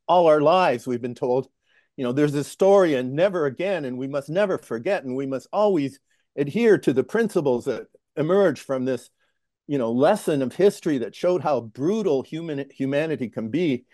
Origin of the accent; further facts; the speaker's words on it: Toronto, Ontario, Canada; moved away; also born or lived in Sudbury, Ontario / Lethbridge, Alberta; I'm a Canadian. I, uh, grew up in Toronto.